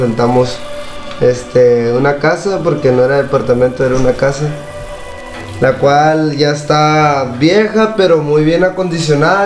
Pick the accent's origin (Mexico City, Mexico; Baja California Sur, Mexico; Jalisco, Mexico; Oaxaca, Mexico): Baja California Sur, Mexico; La Paz; Yo soy aquí de La Paz, la colonia de la Vista